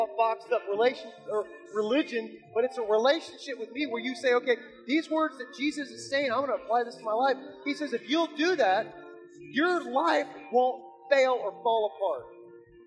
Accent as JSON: {"language": "English", "region": "South Florida", "country": "United States", "said": "I'm from South Florida"}